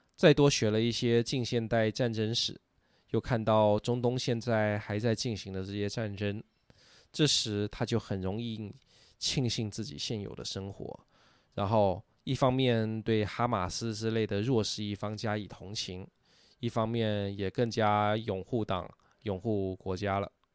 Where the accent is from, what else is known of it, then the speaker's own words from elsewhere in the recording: Taiwan; moved away; also born or lived in mainland China; 我身为台湾人，我小时候没有听过这首歌啊，是许大陆以后才接触到